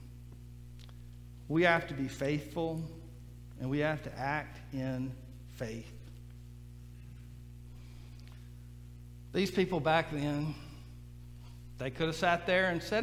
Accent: Mississippi Gulf Coast, United States; I grew up on the Mississippi Gulf Coast and we dealt with hurricanes all the time

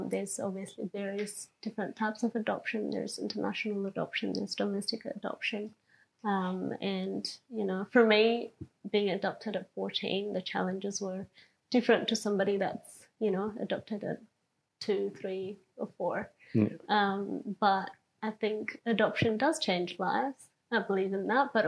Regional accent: Dunsborough, Western Australia, Australia; growing up in Dunsborough. We're majority a Caucasian Australian

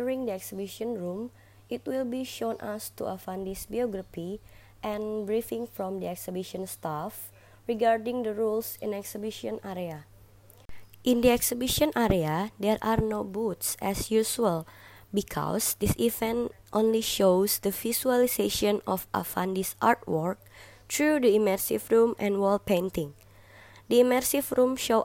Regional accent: Jakarta, Indonesia; was born and raised in Jakarta, Indonesia.

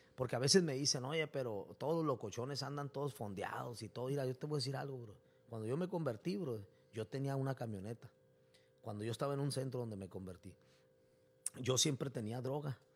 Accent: Tijuana, Baja California, Mexico; also born or lived in Mexicali; yo nací en Mexicali, pero me he creado casi toda mi vida aquí en Tijuana

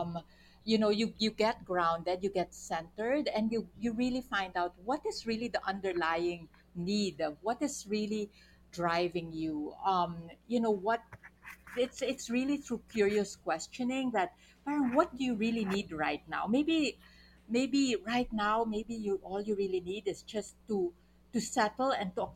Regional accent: Philippines; we're also Filipino

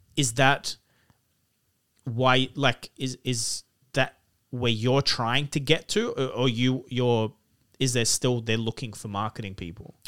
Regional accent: Lebanon; now in Sydney, Australia; I grew up in Lebanon, a real third world country

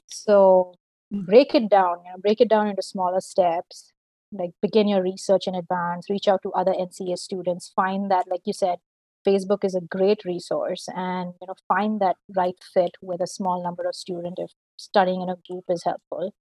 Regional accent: Delhi, India; moved away as an adult; now in Canada; I'm from Delhi, India

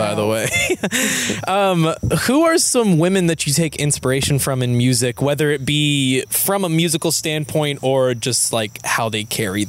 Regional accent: Louisville, Kentucky, United States; I'm from Louisville

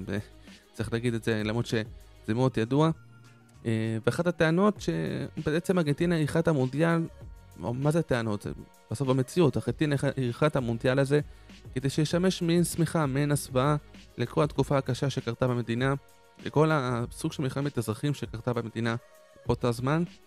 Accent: Israel; לנו כישראלים וכיהודים

